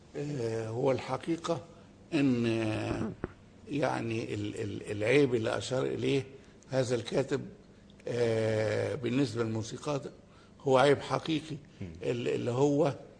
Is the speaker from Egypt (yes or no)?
yes; Egypt; احنا كمصريين وكعرب